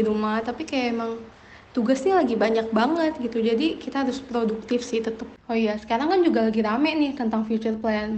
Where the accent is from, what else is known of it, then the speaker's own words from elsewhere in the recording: Jakarta, Indonesia; Asal gue dari Jakarta